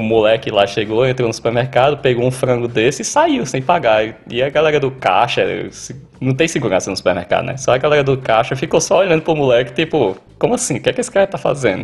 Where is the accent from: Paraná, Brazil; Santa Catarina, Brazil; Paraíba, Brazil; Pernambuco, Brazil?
Paraíba, Brazil; Patos; moved away as an adult; now in Australia; eu sou de Patos, no interior da Paraíba